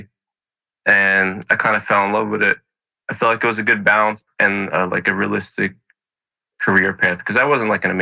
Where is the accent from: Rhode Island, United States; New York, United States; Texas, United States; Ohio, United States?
New York, United States; New York City; I was born and raised in Brooklyn, New York